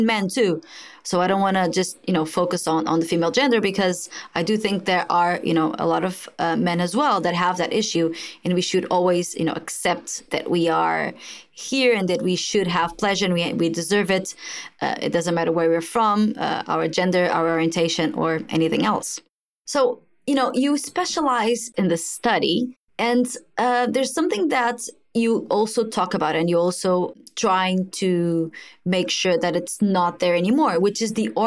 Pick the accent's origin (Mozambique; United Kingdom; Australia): Mozambique; I am actually from Mozambique, from Africa